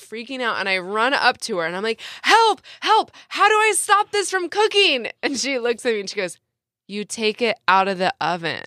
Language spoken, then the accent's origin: English; San Diego, California, United States; I'm born and raised in San Diego